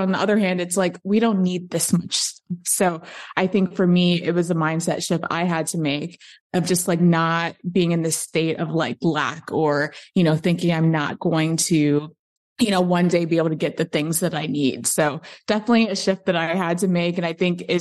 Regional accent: Chicago, Illinois, United States; moved away as an adult; also born or lived in Los Angeles, United States; now in Austin, United States; I'm in Austin currently, but I grew up in Chicago, actually, on the South Side.

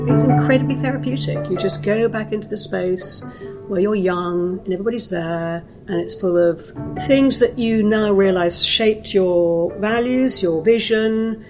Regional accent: Greenwich, London, United Kingdom; I was born in Greenwich.

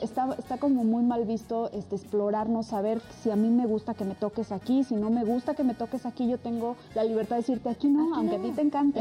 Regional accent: Rioverde, San Luis Potosí, Mexico; de Río Verde, que es donde yo nací

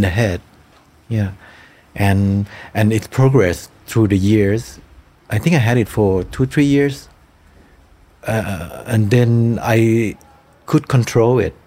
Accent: Thailand; Cemetery of Splendor that takes place in my hometown

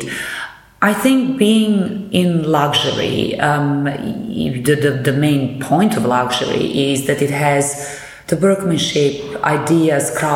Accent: Belgrade, Serbia; moved away as an adult; now in London, United Kingdom; I come from Belgrade, from Serbia, where I studied

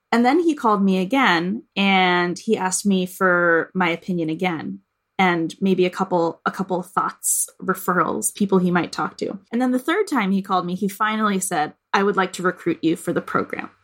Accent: Boston, Massachusetts, United States; being here in Boston, in my hometown

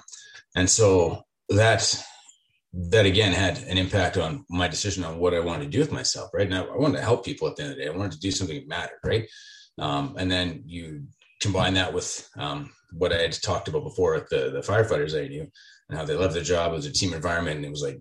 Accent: Leduc, Alberta, Canada; I was born and raised in Leduc. I'm kind of one of the few guys here who's actually from the community. And has lived here my whole life.

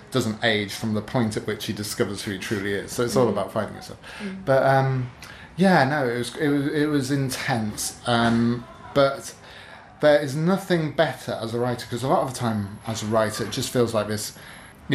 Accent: Newark-on-Trent, East Midlands, United Kingdom; My hometown of Newark-on-Trent, which rarely has any kind of literary events.

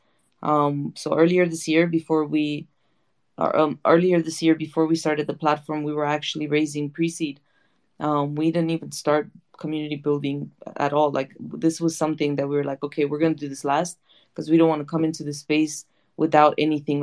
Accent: United States; I grew up in the States

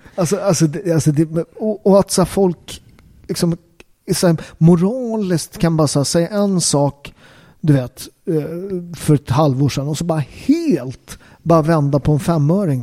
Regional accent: Upplands Väsby, Stockholm County, Sweden; jag är uppväxt upp i Upplands Väsby

